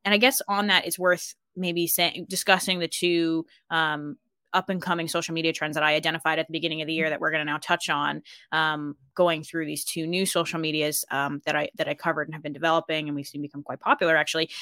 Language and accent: English; Colorado, United States; moved away as an adult; now in Ireland; I grew up in Colorado